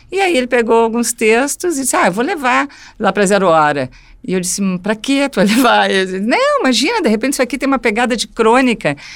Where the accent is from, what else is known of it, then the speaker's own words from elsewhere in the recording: Porto Alegre, Rio Grande do Sul, Brazil; Eu nasci no Beneficência Portuguesa, né? O hospital da minha geração, muita gente nasceu lá. E aí, a meu primeiro endereço foi na Floresta, pequenininha.